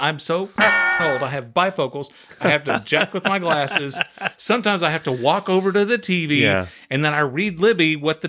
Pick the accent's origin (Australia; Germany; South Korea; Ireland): Ireland; Guess maybe it's because I'm Irish.